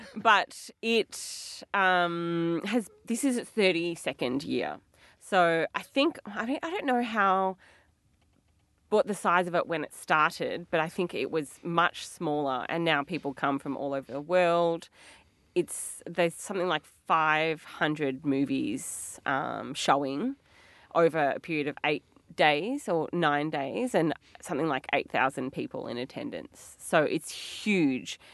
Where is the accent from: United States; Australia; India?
Australia; Melbourne, Victoria; we're from Melbourne.